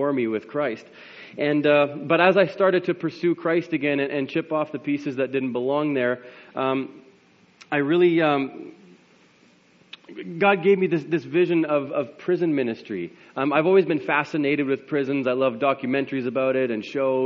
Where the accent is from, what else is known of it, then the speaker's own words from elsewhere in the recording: Landmark, Manitoba, Canada; now in Winnipeg, Canada; I grew up in Landmark. I now live in Winnipeg with my wife and three kids